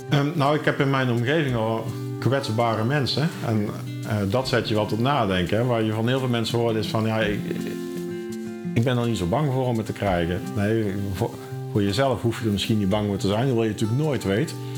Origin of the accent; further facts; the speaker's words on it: Schijndel, North Brabant, Netherlands; now in Eindhoven, Netherlands; ik eh, ben wel geboren en getogen in Schijndel, maar ik woon inmiddels in Eindhoven.